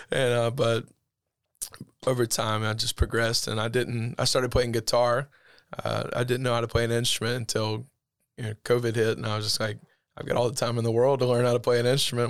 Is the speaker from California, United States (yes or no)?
no; Eufaula, Alabama, United States; grew up in Eufaula. um, born and raised there